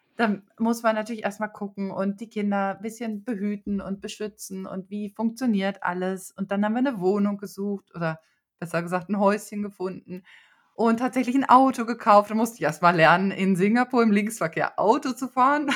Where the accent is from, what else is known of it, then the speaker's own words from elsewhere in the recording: Bielefeld, North Rhine-Westphalia, Germany; ich komme aus Bielefeld. Das liegt in Westfalen. Ich bin also total bodenständig aufgewachsen